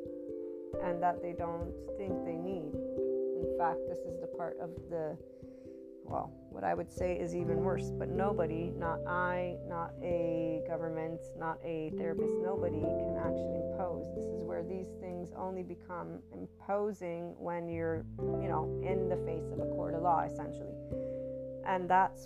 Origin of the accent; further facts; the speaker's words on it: United States; As an American